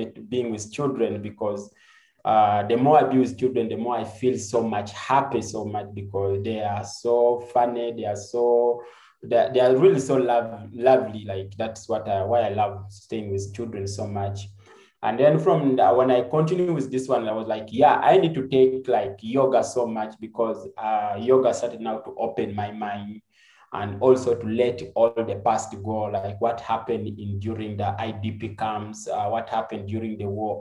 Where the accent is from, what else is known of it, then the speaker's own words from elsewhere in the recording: Uganda; also born or lived in Jinja, Uganda / Soroti, Uganda / northern Uganda; grew up from different areas of Uganda. But majorly, I grew up like in Jinja and so Soroti, and also the northern part of Uganda